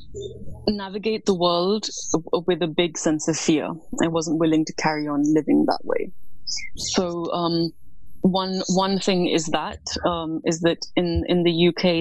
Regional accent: New Delhi, Delhi, India; moved away as an adult; now in London, United Kingdom; I was born in New Delhi, India. And that is where I grew up.

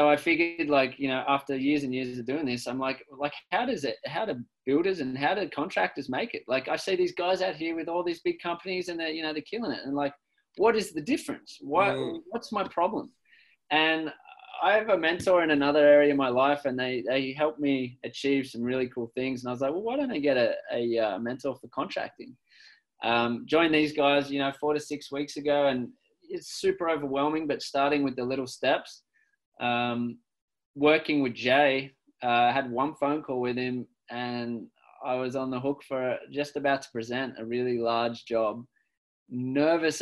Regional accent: Australia; moved away as an adult; now in Victoria, Canada; I'm from Australia originally.

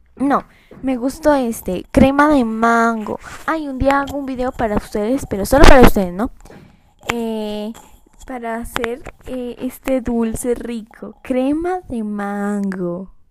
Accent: Colombia; yo soy de Colombia

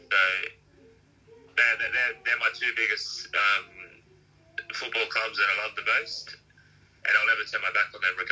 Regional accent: Lidcombe, New South Wales, Australia; I grew up, I grew up in Western Sydney, so in Lidcombe.

